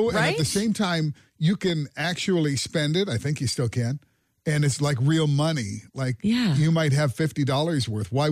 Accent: England, United Kingdom; So my daughter, my daughter, obviously I'm from England.

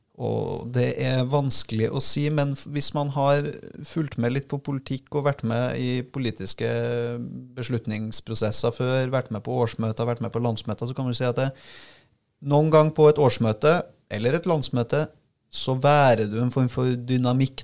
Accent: Trondheim, Trøndelag, Norway; Trondheim, som er mitt uh, hjemsted

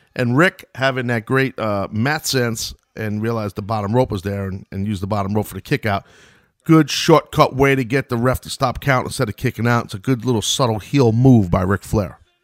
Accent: New York, United States; I'm from New York

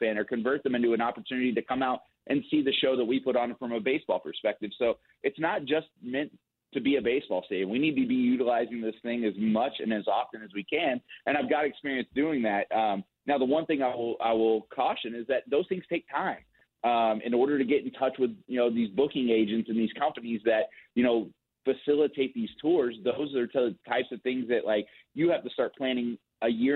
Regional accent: Dallas-Fort Worth area, Texas, United States; now in Wichita, United States; I grew up in the Dallas-Fort Worth area

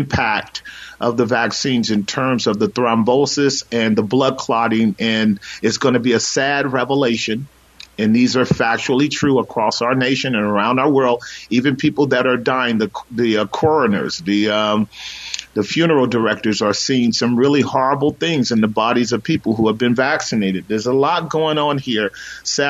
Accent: United States; we're American citizens

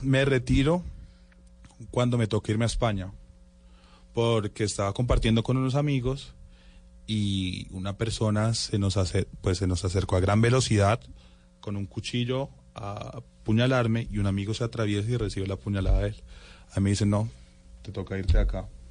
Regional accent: Bogotá, Colombia; mis papás son guajiros, mi hermano y yo sí somos rolitos

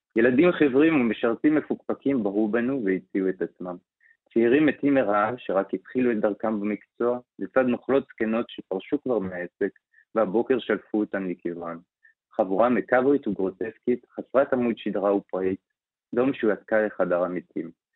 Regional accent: Israel; אנחנו חיים וגדלנו בתור ישראלים

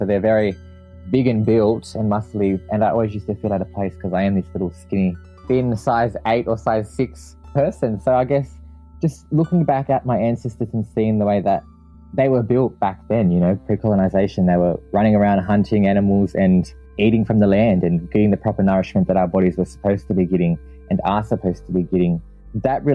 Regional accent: Campbelltown, New South Wales, Australia; I grew up out in Campbelltown

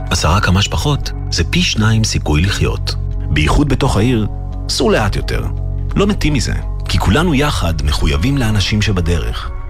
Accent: Israel; אני ישראלי יהודי מאוד מאוד גאה, זה המקום שלי, זה העבר והעתיד שלי

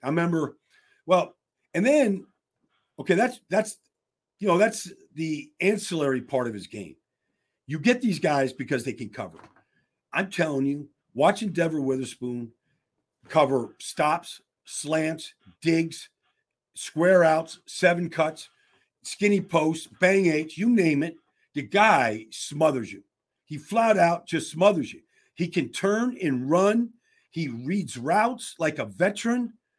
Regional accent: Pittsburgh, Pennsylvania, United States; I'm from the Berg. I know all the high schools in Pittsburgh.

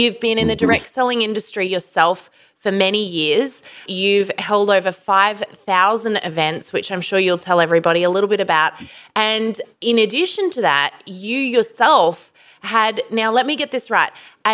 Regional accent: Australia; So plus we're Australian.

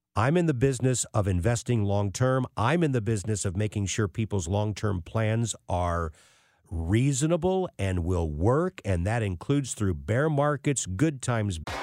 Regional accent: St. Louis, Missouri, United States; As a Saint Louis kid growing up in North County

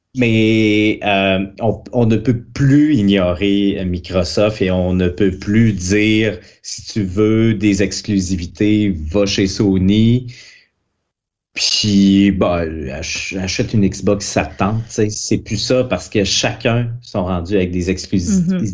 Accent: Quebec City, Quebec, Canada; Moi, je suis de Québec

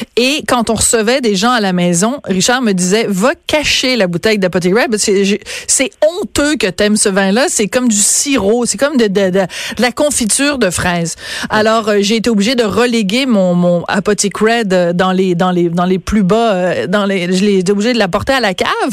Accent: Bordeaux, Nouvelle-Aquitaine, France; je suis née à Bordeaux en 1965.

